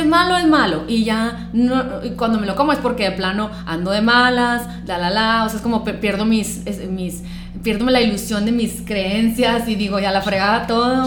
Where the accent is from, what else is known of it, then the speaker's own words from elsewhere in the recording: Sonora, Mexico; somos estos sonorenses del old school